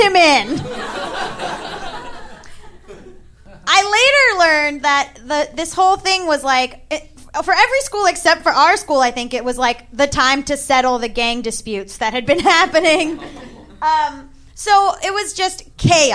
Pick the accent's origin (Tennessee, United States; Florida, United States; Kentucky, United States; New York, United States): Florida, United States; I'm from Florida